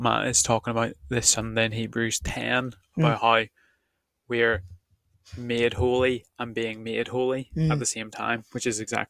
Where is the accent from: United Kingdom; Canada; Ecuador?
United Kingdom; Northern Ireland; as a Northern Irish person